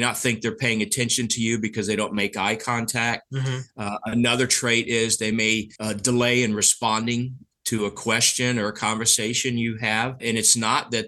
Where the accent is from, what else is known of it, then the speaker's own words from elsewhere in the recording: the South, United States; I'm from the South, so my family tree goes straight up